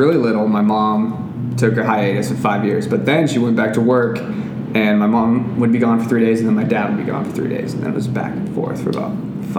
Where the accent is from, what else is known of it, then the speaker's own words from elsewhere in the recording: Littleton, Colorado, United States; now in Portland, United States; I went to Columbine, grew up in the suburbs.